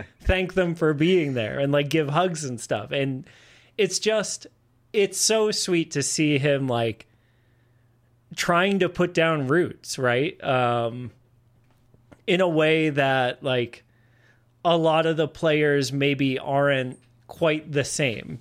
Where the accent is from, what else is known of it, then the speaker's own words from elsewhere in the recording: Massachusetts, United States; moved away as an adult; now in Austin, United States; I'm from Massachusetts. I moved down here to Austin in 2013